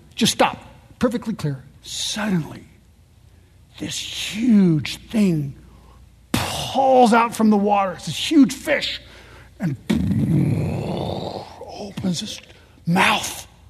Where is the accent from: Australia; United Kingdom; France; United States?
France; Paris, Île-de-France; born there; I was born in Paris. My kids are French.